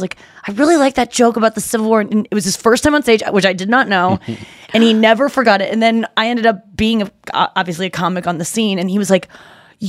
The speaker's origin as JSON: {"language": "English", "country": "United States", "tie": "born or raised there", "also_born_or_lived": "Ohio / Missouri", "moved": "yes", "said": "I grew up in Ohio and Missouri."}